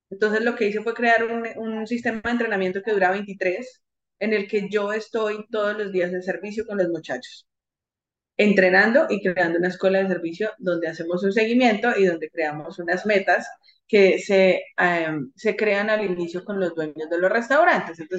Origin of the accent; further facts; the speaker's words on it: Colombia; creo que la mayoría de personas acá somos colombianos